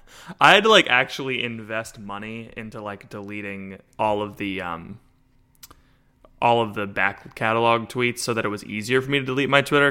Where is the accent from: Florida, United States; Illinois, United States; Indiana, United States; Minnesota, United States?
Florida, United States; I'm from Florida